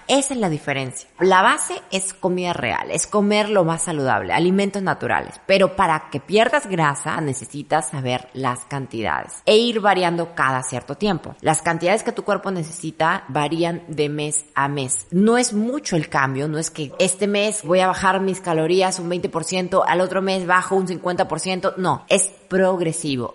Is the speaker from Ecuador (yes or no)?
yes; Ecuador; soy de Ecuador